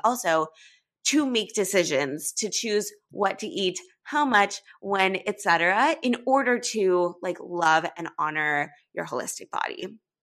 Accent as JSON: {"language": "English", "town": "Los Angeles", "region": "California", "country": "United States", "moved": "as an adult", "lives_now": "New York City, United States"}